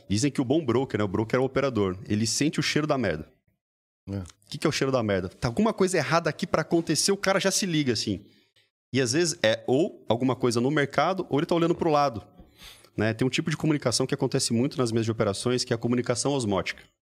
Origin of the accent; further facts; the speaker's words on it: Mogi Mirim, São Paulo, Brazil; moved away as an adult; also born or lived in New York; tudo começou lá na minha cidade natal